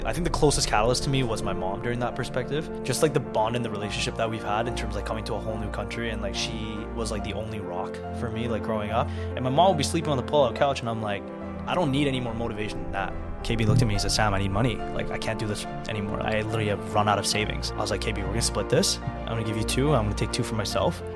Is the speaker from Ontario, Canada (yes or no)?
no; Vancouver, British Columbia, Canada; also born or lived in South Korea; I grew up in Korea, South Korea. Um, I was born and raised there until I was seven.